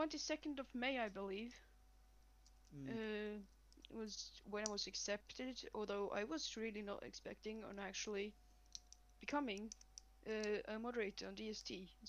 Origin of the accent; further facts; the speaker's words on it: Finland; Aha, yes, I'm from the Scandinavian country, Finland.